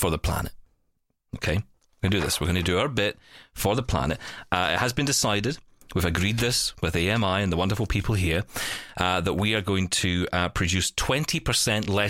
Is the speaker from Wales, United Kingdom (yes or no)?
no; Glasgow, Scotland, United Kingdom; my hometown of Glasgow